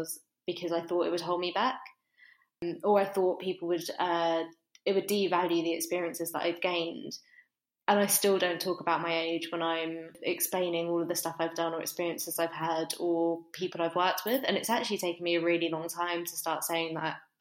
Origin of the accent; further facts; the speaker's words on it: United Kingdom; moved away as an adult; now in Manchester, United Kingdom; I grew up just outside of London and moved up to Manchester for university.